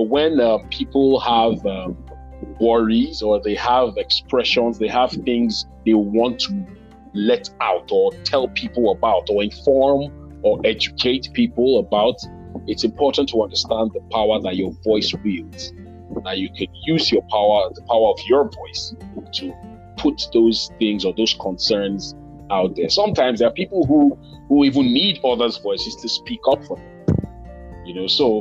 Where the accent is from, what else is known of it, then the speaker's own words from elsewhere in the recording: Delta, Nigeria; I'm a Nigerian, from the south region of the country, Delta State precisely.